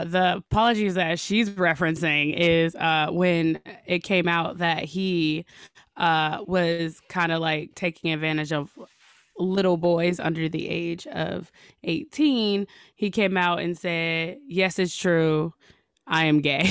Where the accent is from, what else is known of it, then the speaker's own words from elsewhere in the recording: Chicago, Illinois, United States; moved away; I'm from Chicago, and, uh, I'm black from Chicago